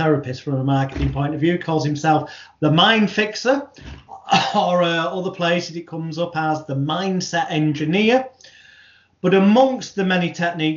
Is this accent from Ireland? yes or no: no; United Kingdom; the British bad boy of hypnosis